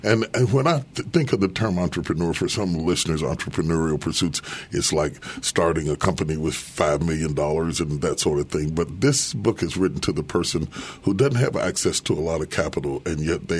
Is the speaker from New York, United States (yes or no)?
no; West Virginia, United States; now in Dallas, United States; I grew up in West Virginia